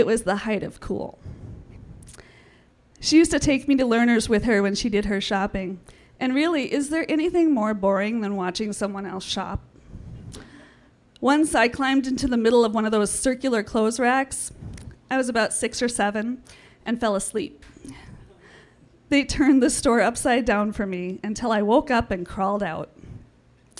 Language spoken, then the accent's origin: English; St. Paul, Minnesota, United States; When I was a kid growing up in the Midway area of St. Paul